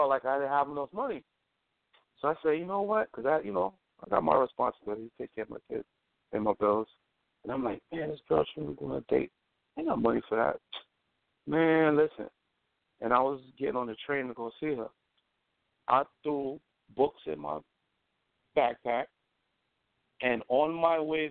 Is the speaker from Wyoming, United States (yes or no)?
no; New York City, New York, United States; I'm from Brooklyn, New York